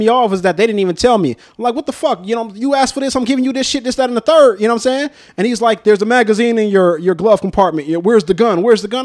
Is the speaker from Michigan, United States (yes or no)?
no; North Las Vegas, Nevada, United States; life growing up in North Town